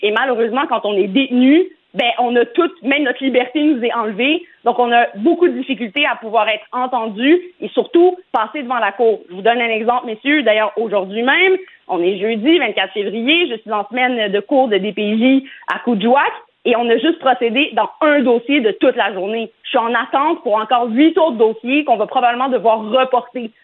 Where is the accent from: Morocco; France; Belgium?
Morocco; je suis marocaine